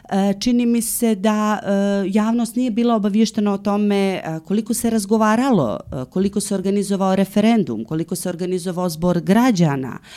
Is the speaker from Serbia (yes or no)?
no; Montenegro